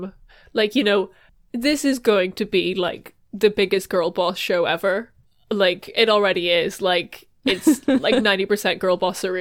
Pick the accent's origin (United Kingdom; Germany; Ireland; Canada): Ireland; being Irish